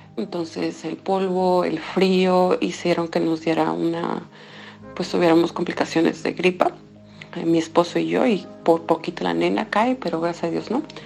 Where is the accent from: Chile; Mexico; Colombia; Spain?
Mexico; moved away as an adult; now in Zhytomyr, Ukraine